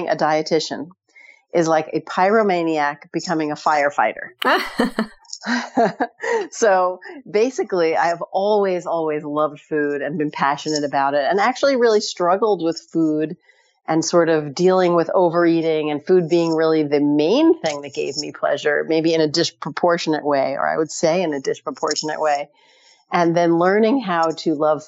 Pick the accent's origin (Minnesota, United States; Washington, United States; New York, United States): New York, United States; New York City; I grew up in New York City